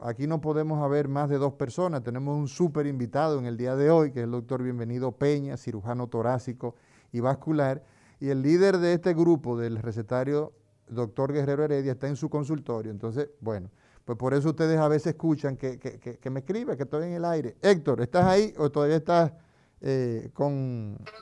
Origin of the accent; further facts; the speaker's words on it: Altamira, Puerto Plata, Dominican Republic; also born or lived in San Carlos, Santo Domingo; now in Santo Domingo, Dominican Republic; yo soy un híbrido, yo soy aguilucho, soy de Altamira y también soy de San Carlos